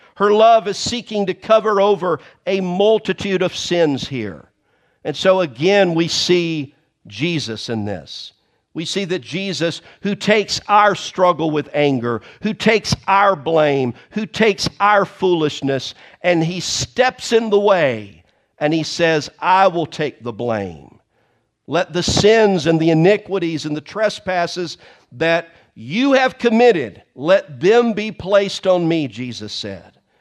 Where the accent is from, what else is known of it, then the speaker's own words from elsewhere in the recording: the South, United States; I am from the South